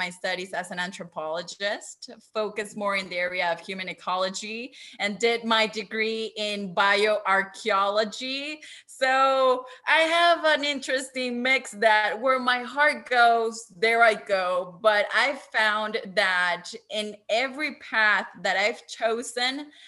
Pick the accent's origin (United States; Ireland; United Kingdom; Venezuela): Venezuela; I come from my home country, that is Venezuela